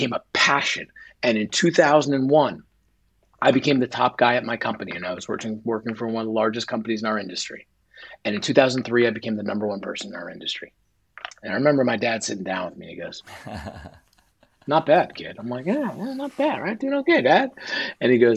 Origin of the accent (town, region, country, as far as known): northern New Jersey, United States; born or raised there; moved away as an adult; also born or lived in Delaware / Philadelphia